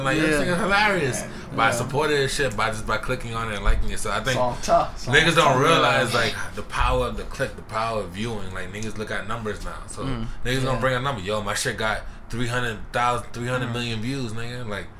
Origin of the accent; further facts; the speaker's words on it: New York City, New York, United States; We're really from the Bronx. We really out here. We really in the South. In the South Bronx.